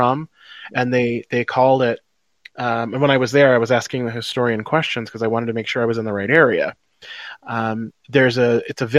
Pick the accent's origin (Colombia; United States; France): United States; I'm an American.